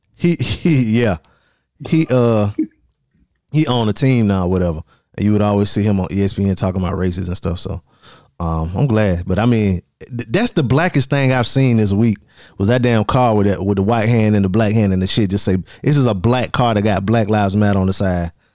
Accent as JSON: {"language": "English", "town": "Darlington", "region": "South Carolina", "country": "United States", "tie": "born or raised there", "said": "that's my hometown for y'all listening that ain't from around here. Darlington, South Carolina"}